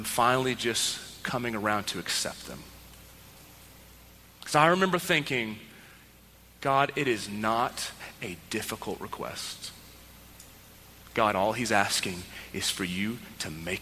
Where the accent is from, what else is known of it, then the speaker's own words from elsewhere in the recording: Texas, United States; I grew up in Texas